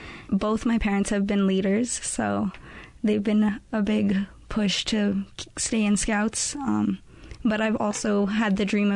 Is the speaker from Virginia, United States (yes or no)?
no; Santa Fe, New Mexico, United States; I am from Santa Fe